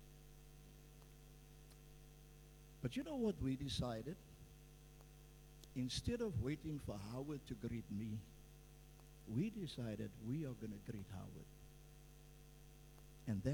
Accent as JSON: {"language": "English", "town": "Cape Town", "region": "Western Cape", "country": "South Africa", "tie": "born or raised there", "also_born_or_lived": "Vanguard Estate, Cape Town", "said": "I was born in Boerkop, and we all had to leave the city. We moved into a place that the city organized and built some houses"}